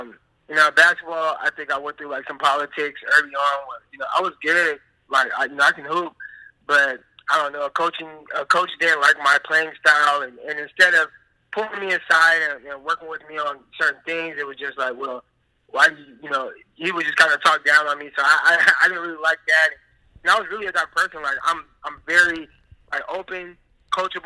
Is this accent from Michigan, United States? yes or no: no; Stockton, California, United States; growing up in Stockton, like, we have a high crime rate.